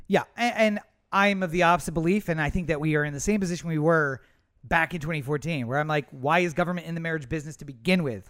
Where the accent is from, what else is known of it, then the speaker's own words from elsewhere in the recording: Eastern Shore, Maryland, United States; I grew up on the Eastern Shore